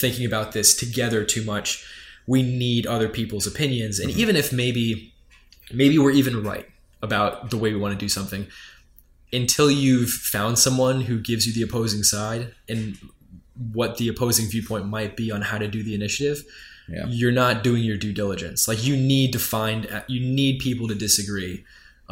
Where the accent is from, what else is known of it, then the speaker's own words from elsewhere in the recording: New York, United States; I am from New York